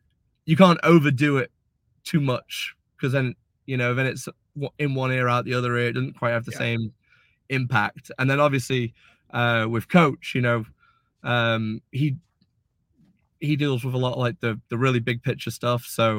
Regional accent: United Kingdom; But then especially being British, you know

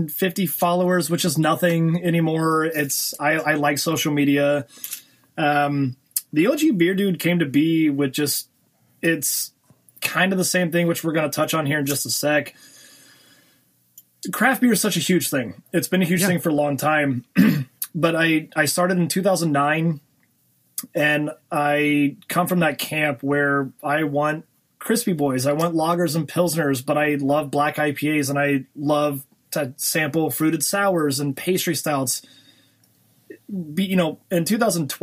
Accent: Lake Charles, Louisiana, United States; I was born in Lake Charles, Louisiana. So I'm a Cajun boy.

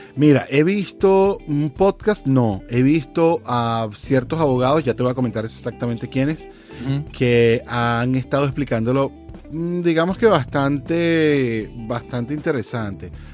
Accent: Venezuela; now in California, United States; como venezolano, la verdad es que tengo muchos amigos aquí en California

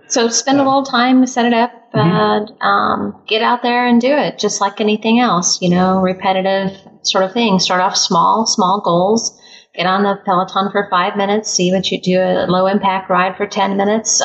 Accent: Midwest, United States; also born or lived in California; I'm from California, uh, raised in the Midwest

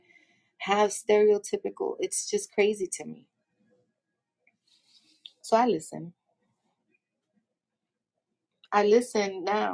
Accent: New York City, New York, United States; also born or lived in Brooklyn, New York City / Bronx, New York City; I wasn't born in the Bronx, but I was born in Brooklyn, raised in Washington Heights. And now I live in the Bronx

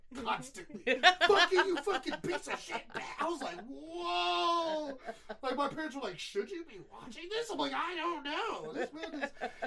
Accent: New Orleans, Louisiana, United States; moved away; also born or lived in Texas; I was born and raised in New Orleans before Katrina happened, moved to Texas.

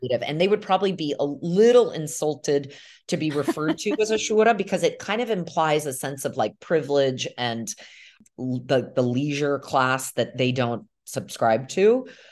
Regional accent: United States; moved away as an adult; now in Milan, Italy; my experience growing up in America

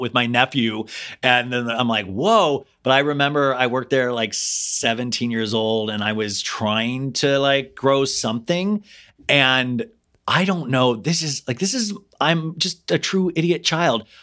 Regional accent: Kansas, United States; I grew up in Kansas

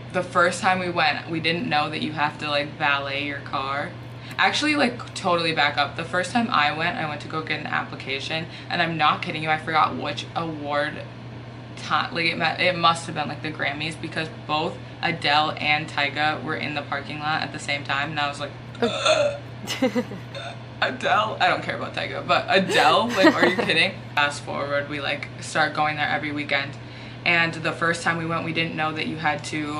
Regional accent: the Twin Cities, Minnesota, United States; also born or lived in Fargo; I'm from the cities, which is the city. I see, when I say the cities, it's like, that's what you say in Fargo

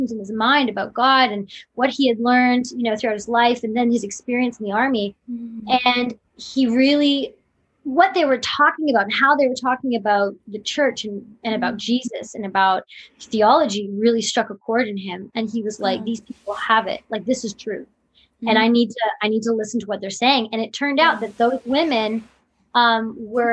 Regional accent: Canada; being a Canadian.

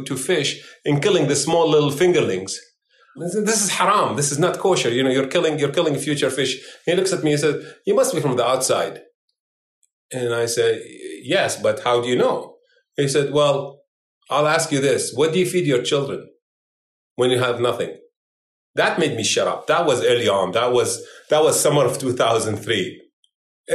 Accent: Iraq; now in United States; I am no longer an Iraqi. I'm an American of Iraqi heritage.

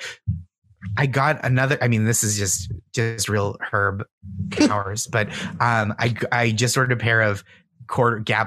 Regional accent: Boston, Massachusetts, United States; moved away; I grew up in Boston

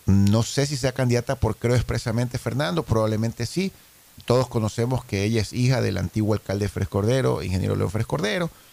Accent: Guayaquil, Guayas, Ecuador; nosotros como guayaquileños

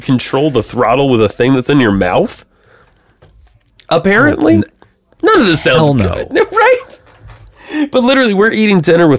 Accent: Georgia, United States; I love my home state

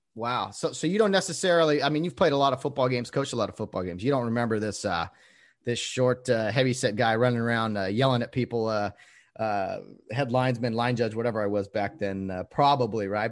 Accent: Glendora, California, United States; here in Glendora, California. I call it here because that's where I'm from, my hometown

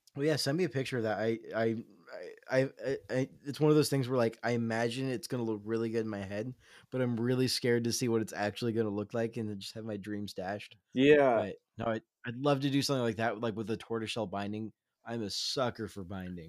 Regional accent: Southern California, United States; also born or lived in Los Angeles; now in Seattle, United States; I grew up in Southern California, little known fact, but most of my childhood was spent in a small town not too far off from Ventura

